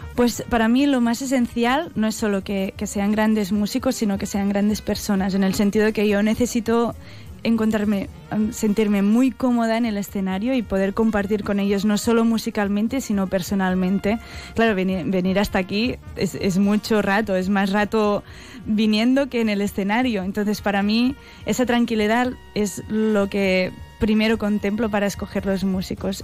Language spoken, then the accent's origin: Spanish; Catalonia, Spain